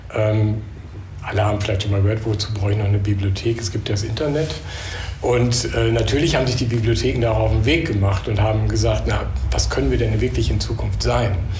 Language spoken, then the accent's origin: German; Münster, North Rhine-Westphalia, Germany; moved away as an adult; now in Düsseldorf, Germany; ich bin äh, Westfale eigentlich, Westfale im Exil sozusagen